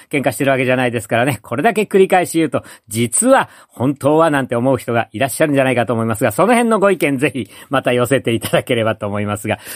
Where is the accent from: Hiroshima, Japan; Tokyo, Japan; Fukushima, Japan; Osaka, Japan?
Tokyo, Japan; 私はあの、東京の山の手に生まれ育った、あ子供なんで